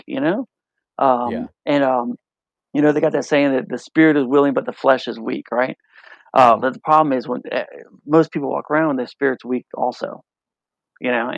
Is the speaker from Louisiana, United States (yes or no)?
yes; New Orleans, Louisiana, United States; I'm from New Orleans. You know, we like to eat